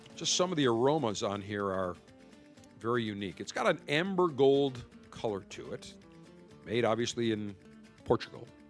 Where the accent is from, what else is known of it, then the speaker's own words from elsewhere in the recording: Buffalo, New York, United States; moved away; Buffalo, New York, my hometown.